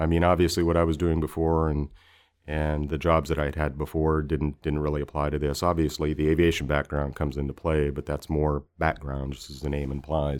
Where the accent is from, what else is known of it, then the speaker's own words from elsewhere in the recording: Alaska, United States; also born or lived in Bay Area, California; No, I'm originally from Alaska. I wasn't born there. I was actually six years old when we moved to Alaska from the Bay Area.